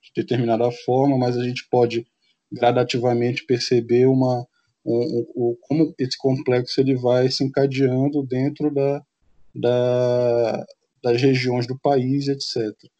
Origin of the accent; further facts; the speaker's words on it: Amapá, Brazil; enquanto amazônidas, enquanto nortistas